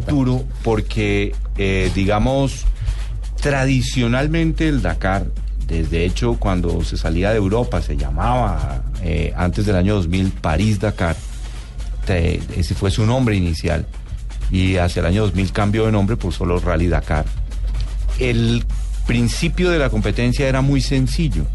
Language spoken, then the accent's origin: Spanish; Colombia; nosotros como colombianos